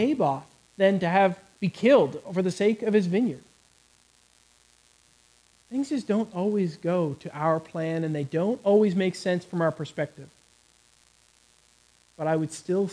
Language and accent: English; Canada; moved away; I come from Canada.